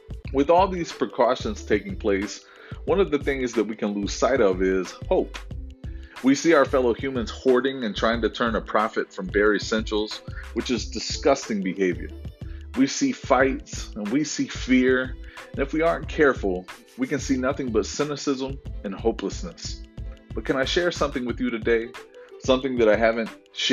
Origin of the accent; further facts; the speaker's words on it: Florida, United States; I grew up in Florida during hurricanes.